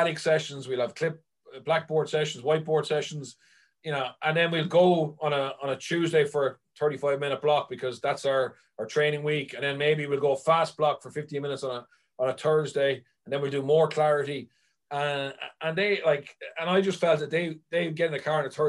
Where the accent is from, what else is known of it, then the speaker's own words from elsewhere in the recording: Ireland; as Irish people